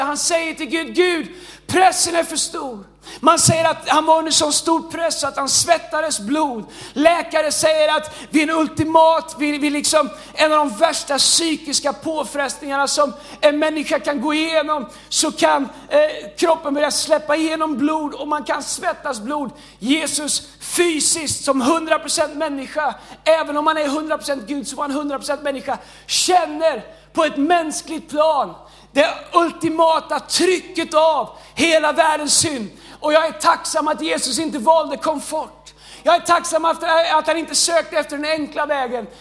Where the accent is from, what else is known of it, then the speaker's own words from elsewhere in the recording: Tidaholm, Västra Götaland, Sweden; Jag är ingen stockholmare, jag är från Tidaholm